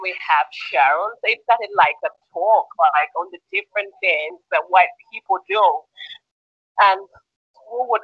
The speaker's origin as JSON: {"language": "English", "town": "Jinja", "region": "Eastern Region", "country": "Uganda", "tie": "born or raised there", "said": "I grew up in Jinja, and it's a city that is full of white people"}